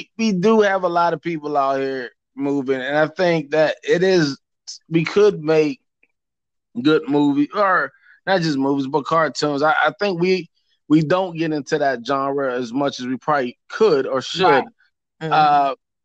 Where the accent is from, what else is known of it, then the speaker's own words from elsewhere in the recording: Greenbelt, Maryland, United States; also born or lived in Northwest Washington, D.C.; I grew up in Northwest. I grew up in Greenbelt in an apartment complex by Beltway Plaza